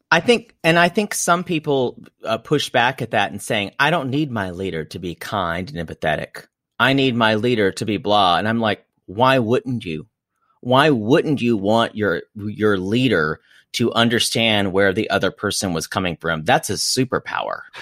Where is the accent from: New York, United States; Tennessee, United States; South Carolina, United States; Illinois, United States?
South Carolina, United States; You will not get me to betray my homeland